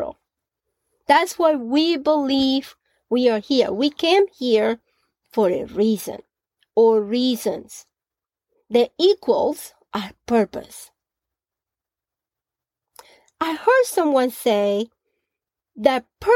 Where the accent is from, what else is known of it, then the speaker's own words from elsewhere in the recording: Colombia; Growing up in Colombia, at the age of 16